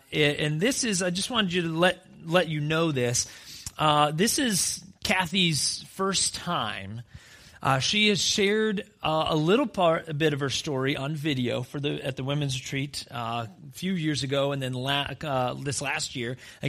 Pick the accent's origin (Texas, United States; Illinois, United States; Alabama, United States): Alabama, United States; also born or lived in North Carolina; All of a sudden, I came from Alabama. Like, that's our heartbeat, man.